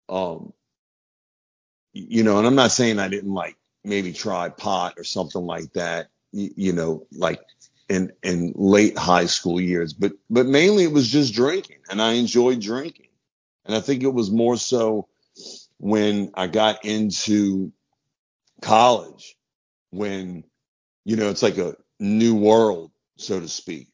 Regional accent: New Orleans, Louisiana, United States; growing up in New Orleans

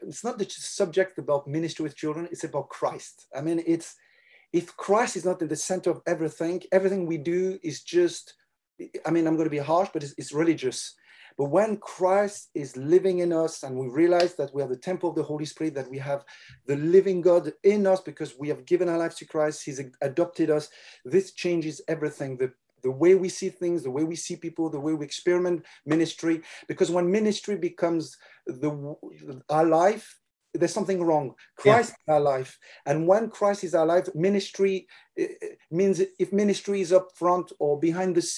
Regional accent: France; accent: French; English is a second language; also born or lived in England; But I was born in France, raised in France. I've never lived except 1 year in England.

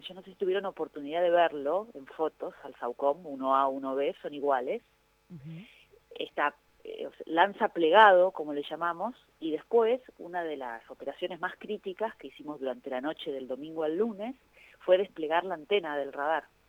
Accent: Argentina; en mi país

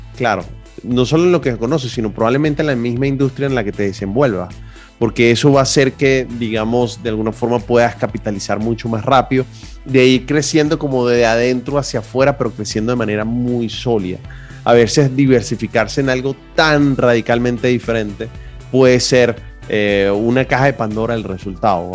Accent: Venezuela; moved away as an adult; Yo como venezolano lo viví

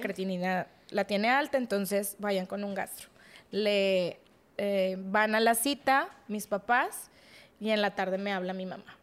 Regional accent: Monterrey, Nuevo León, Mexico; Estuvimos creciendo aquí en Monterrey

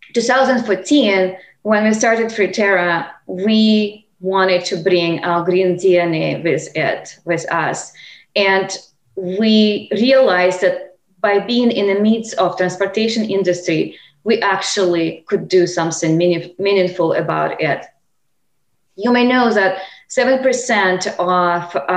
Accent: Lake Baikal, Siberia, Russia; English is a second language; moved away as an adult; also born or lived in California; I grew up in Siberia on the shores of this remarkable Lake Baikal

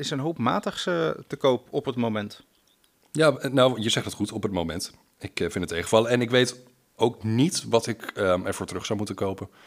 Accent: Leiden, South Holland, Netherlands; now in Oestgeest, Netherlands; Nou, ik kom uit het centrum van Leiden en ik dacht van, nou, ik ga de rust van Oestgeest in.

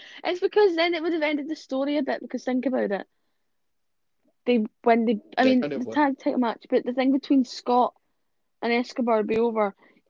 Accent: Scotland, United Kingdom; I'm from Scotland, so that is the UK.

